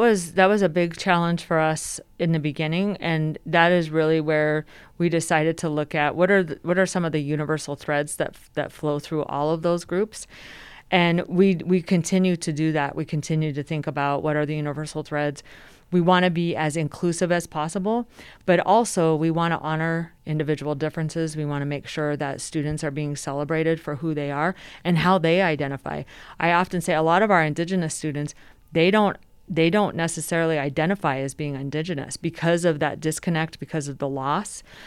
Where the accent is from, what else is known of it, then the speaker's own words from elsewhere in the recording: Denver, Colorado, United States; also born or lived in Michigan; I actually grew up here in Denver, so even though I am originally from Michigan